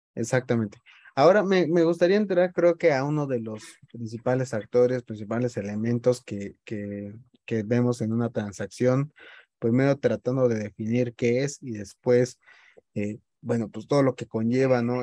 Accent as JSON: {"language": "Spanish", "country": "Mexico", "said": "nuestra forma de ser como mexicanos"}